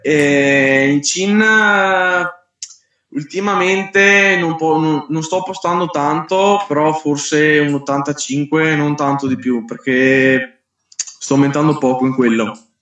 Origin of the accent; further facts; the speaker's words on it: Verona, Veneto, Italy; Io sono di Verona